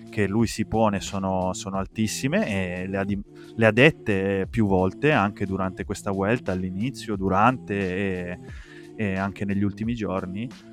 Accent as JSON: {"language": "Italian", "town": "Asti", "region": "Piedmont", "country": "Italy", "tie": "born or raised there", "said": "io sono originario di Asti"}